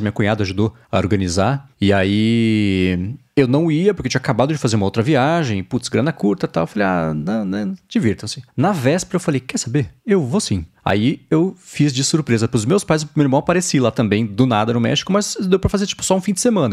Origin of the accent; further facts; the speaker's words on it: Brazil; Eu nasci no Brasil, eu sou brasileiro, família lá atrás, é do Líbano